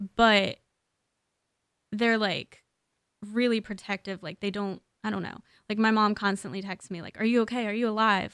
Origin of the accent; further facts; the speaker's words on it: Maryland, United States; moved away as an adult; now in Los Angeles, United States; I'm from Maryland. I've only lived here for about a year.